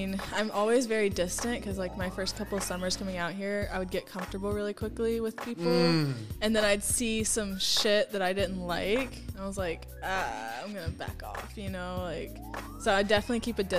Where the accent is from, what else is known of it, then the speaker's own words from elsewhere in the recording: the South, United States; you know, because I'm from the South. That's not me.